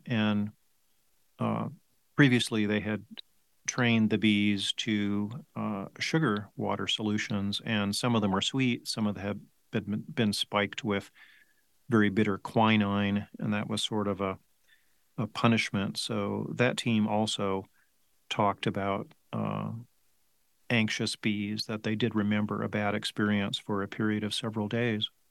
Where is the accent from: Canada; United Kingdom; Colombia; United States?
United States; Placentia, California; moved away as an adult; also born or lived in Davis, California; now in Tucson, United States; I grew up in Southern California uh, Placentia